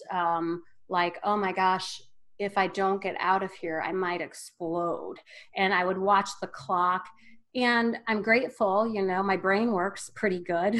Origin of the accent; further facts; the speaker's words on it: Wadsworth, Ohio, United States; I'm from a small town, Northeast Ohio, called Wadsworth. It's a suburb of Akron. Growing up, uh, really, we had to drive 15 minutes to get anywhere